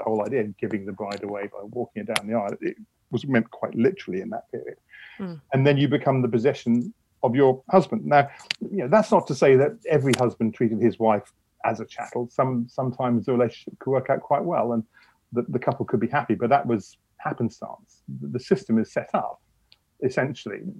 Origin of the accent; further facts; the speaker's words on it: United Kingdom; I'm a British historian.